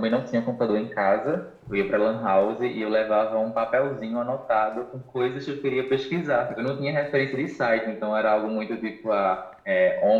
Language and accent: Portuguese; Recife, Pernambuco, Brazil; sou de Recife